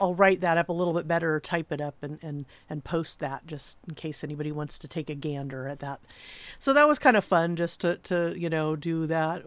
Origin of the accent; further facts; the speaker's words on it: Southern California, United States; I'm from Southern California